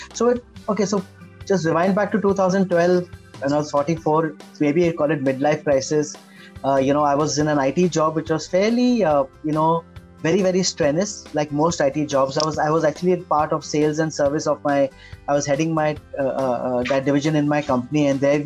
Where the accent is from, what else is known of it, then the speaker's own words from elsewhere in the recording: Mumbai, Maharashtra, India; I'm a Bombay boy and I grew up, I was born in Khar, suburb of Khar, and we were there till 1975.